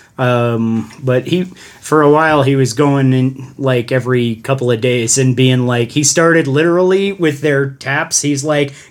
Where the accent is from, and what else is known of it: Colorado, United States; accent: Colorado